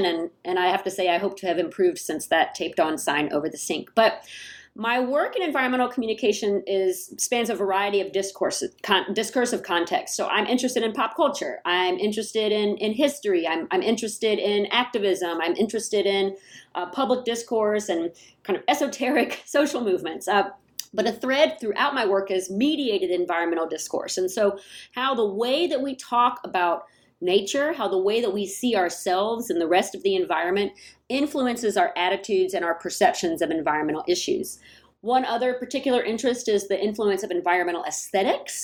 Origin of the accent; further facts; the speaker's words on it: Atlanta, Georgia, United States; moved away as an adult; now in San Jose, United States; I grew up in Atlanta, Georgia. I came to San Jose in 2002